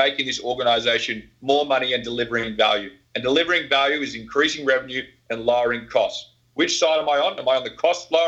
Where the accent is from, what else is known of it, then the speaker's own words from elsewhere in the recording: Australia; I'm Australian.